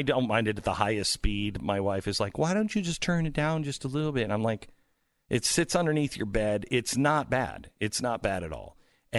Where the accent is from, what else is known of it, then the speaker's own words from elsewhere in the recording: Pacific Northwest, United States; now in Texas, United States; I love, because I grew up in the Pacific Northwest, I love like the windows open. But in Texas, I don't sleep with the windows open because it's too muggy.